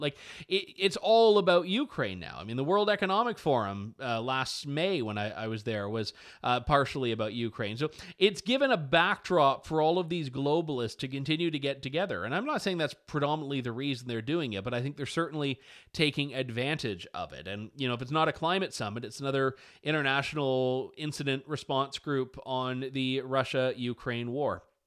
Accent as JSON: {"language": "English", "country": "Canada", "said": "as a Canadian"}